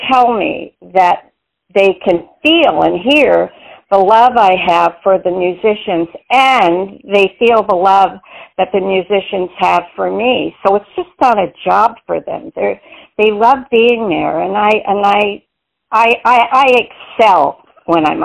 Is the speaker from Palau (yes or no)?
no; Montreal, Quebec, Canada; I was born and raised in Montreal, Quebec, Canada